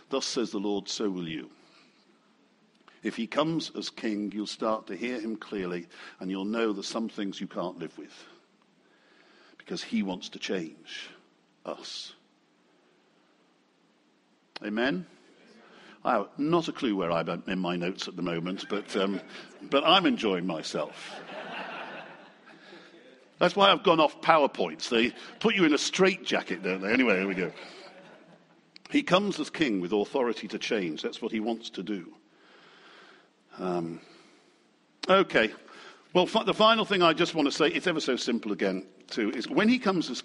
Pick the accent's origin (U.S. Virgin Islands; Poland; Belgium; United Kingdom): United Kingdom; I still think we're very British.